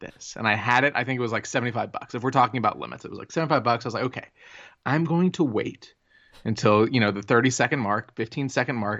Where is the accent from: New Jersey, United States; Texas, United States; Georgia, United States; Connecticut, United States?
Texas, United States; Plano; I grew up in Plano, Texas